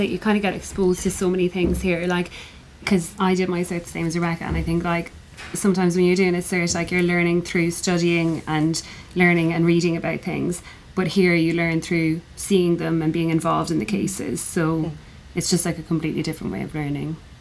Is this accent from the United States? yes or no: no; Ireland; I'm from Ireland.